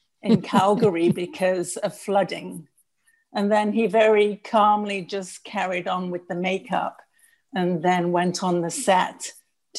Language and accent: English; Manchester, North West England, United Kingdom; now in Canada; he was born in the Manchester area where I was